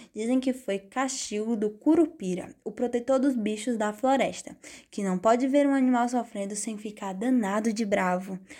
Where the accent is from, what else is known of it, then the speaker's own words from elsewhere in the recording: Brazil; sou brasileira